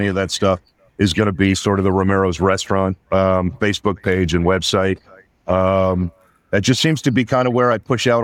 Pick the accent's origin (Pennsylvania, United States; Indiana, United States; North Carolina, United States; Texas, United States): Pennsylvania, United States; outside of Pittsburgh; also born or lived in Los Angeles; now in Mount Sterling, United States; a little town I grew up in outside of Pittsburgh